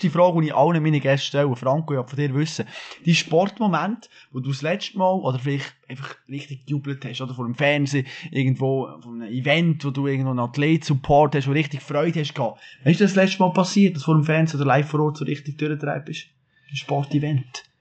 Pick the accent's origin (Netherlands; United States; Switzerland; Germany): Switzerland; Bern; man als Berner